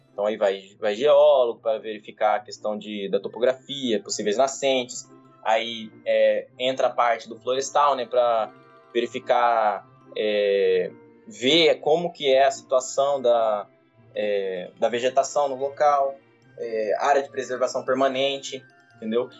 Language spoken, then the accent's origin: Portuguese; Brazil; sou de Vargas da Grande